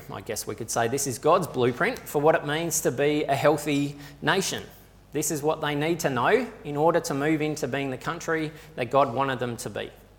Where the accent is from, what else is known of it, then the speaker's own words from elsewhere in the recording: Australia; For a lot of us, we wrestle with what it actually means for our identity to be shaped by being Australian.